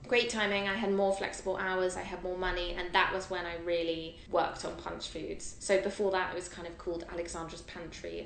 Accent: London, United Kingdom; I'm a Londoner

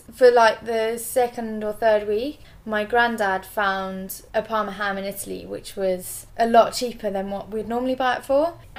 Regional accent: South Africa; also born or lived in Zimbabwe; So, I'm half Italian, half English. Born and brought up in South Africa and Zimbabwe.

